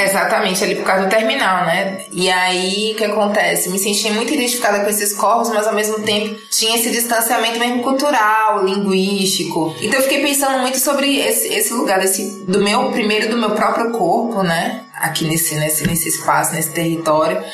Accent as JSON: {"language": "Portuguese", "town": "Salvador", "region": "Bahia", "country": "Brazil", "moved": "as an adult", "lives_now": "São Paulo, Brazil", "said": "Eu sou de Salvador, com 25 anos comecei a decidir cantar"}